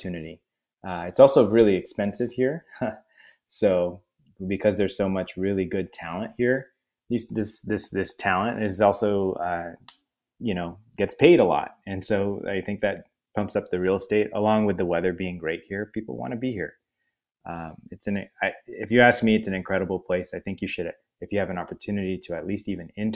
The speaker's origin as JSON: {"language": "English", "town": "San Francisco", "region": "California", "country": "United States", "tie": "born or raised there", "also_born_or_lived": "Syracuse / Seattle", "moved": "as an adult", "said": "I was born in San Francisco and grew up here"}